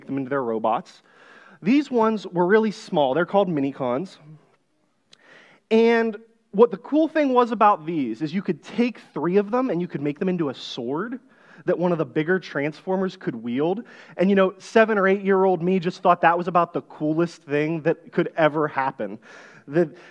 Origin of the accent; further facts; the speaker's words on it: just south of Pittsburgh, Pennsylvania, United States; I grew up here in Pennsylvania, but on the west side of the state, just south of Pittsburgh in a little farming town